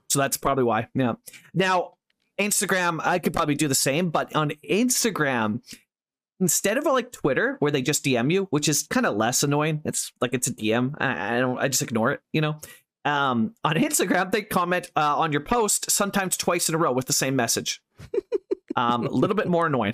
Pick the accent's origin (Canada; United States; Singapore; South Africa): Canada; I'm English speaking Canadian, not French speaking Canadian.